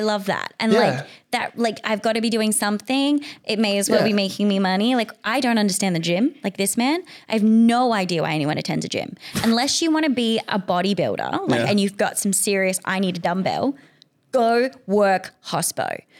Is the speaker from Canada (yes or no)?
no; Australia; Like I love them. Big fan. I'm an Australian. But sometimes we miss the point generally, but not on our fault, just because of how we've grown up.